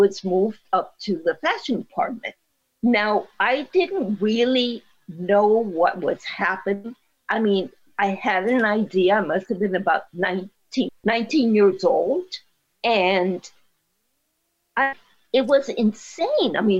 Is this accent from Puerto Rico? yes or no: yes; Puerto Rico; I speak Spanish from Puerto Rico. I'm from Puerto Rico